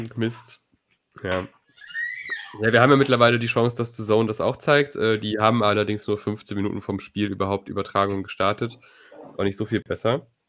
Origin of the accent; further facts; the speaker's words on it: Neuss, North Rhine-Westphalia, Germany; meine Heimatstadt Neuss